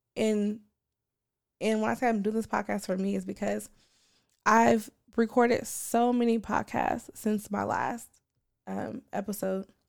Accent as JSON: {"language": "English", "town": "Portland", "region": "Oregon", "country": "United States", "tie": "born or raised there", "said": "growing up on Eleven and Free Month, in Portland, Oregon"}